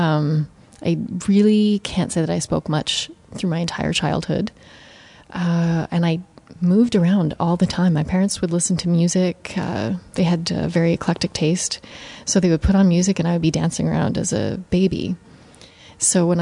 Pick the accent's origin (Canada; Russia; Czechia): Canada; now in New York, United States; I would say that I'm always Canadian. It's definitely, my roots are Canadian, and I will always go back to Canada.